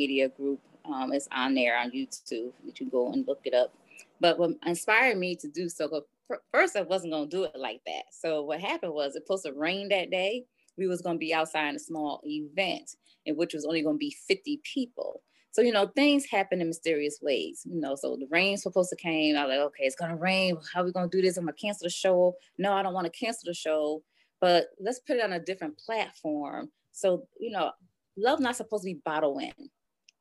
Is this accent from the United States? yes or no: yes; Poughkeepsie, New York, United States; now in Buffalo, United States; I'm originally from Poughkeepsie, New York